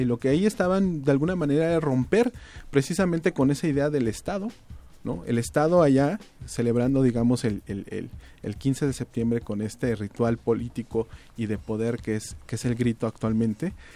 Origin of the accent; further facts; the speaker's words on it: Mexico; nos asumimos como mexicanos